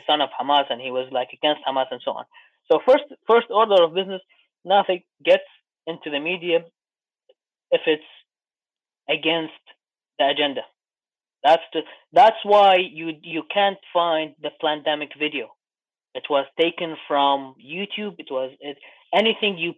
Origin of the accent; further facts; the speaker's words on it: Iraq; moved away; I'm from Iraq